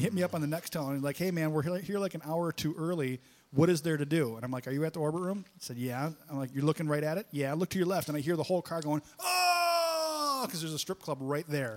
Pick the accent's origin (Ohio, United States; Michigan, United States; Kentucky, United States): Michigan, United States; Detroit; I'm from Detroit